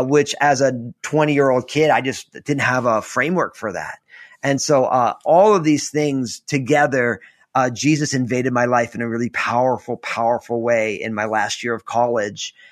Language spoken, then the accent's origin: English; New Jersey, United States; I'm all Italian from New Jersey